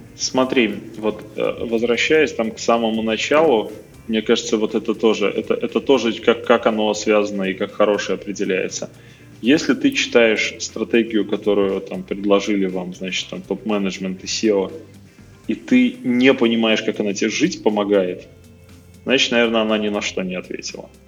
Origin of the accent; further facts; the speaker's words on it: Minsk, Belarus; Я просто из Минска сам